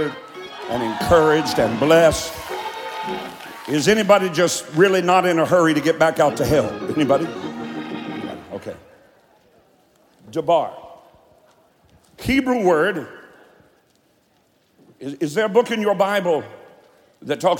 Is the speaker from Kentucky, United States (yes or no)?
yes; Eastern Kentucky, United States; I'm from Eastern Kentucky.